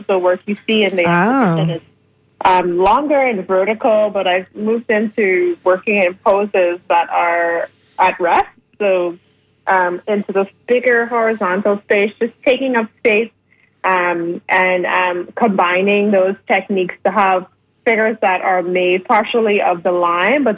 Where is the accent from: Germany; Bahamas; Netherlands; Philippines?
Bahamas; now in Toronto, Canada; I'm from the Bahamas